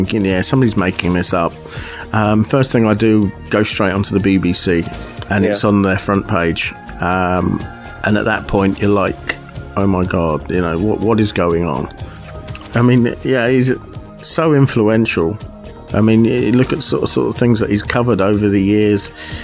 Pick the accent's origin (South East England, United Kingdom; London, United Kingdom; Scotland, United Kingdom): South East England, United Kingdom; Aylesbury; Aylesbury in Buckinghamshire, my hometown